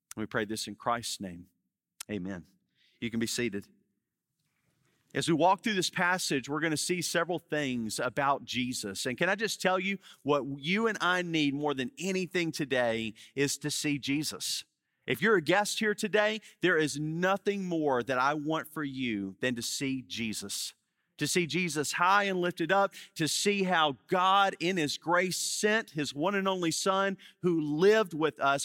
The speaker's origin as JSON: {"language": "English", "town": "Baton Rouge", "region": "Louisiana", "country": "United States", "tie": "born or raised there", "moved": "as an adult", "lives_now": "New Orleans, United States", "said": "I grew up in Baton Rouge"}